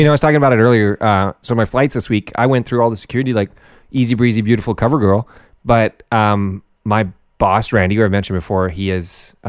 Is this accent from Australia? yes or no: no; Germany; I'm from Germany.